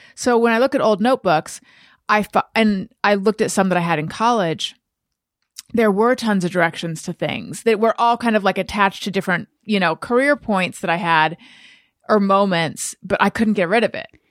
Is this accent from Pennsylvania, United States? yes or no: no; California, United States; moved away as an adult; also born or lived in New York; when I moved from New York to California